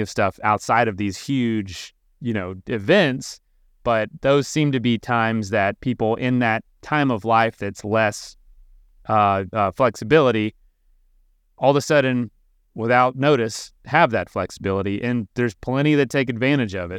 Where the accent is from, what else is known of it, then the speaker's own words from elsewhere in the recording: Florida, United States; I'm from Florida